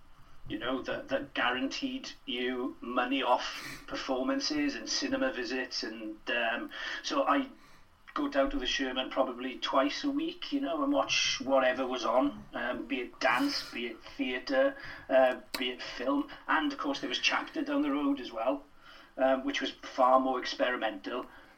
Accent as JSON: {"language": "English", "region": "Wales", "country": "United Kingdom", "said": "As a Welsh speaker, my first experience was the Eisteddfod, you know, of performance and singing and dancing and acting, you know. You know yourself what the Urdd is like."}